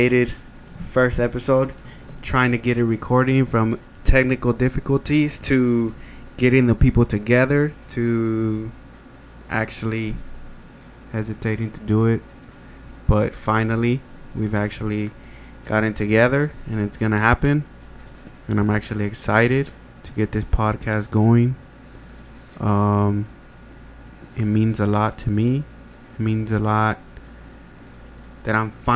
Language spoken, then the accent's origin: English; Houston, Texas, United States; I grew up in Second Ward, Houston, Texas